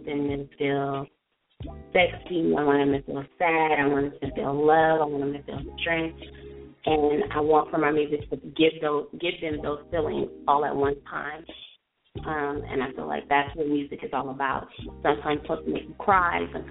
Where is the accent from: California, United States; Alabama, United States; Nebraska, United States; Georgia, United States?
California, United States; Los Angeles; I'm born and raised in California, Los Angeles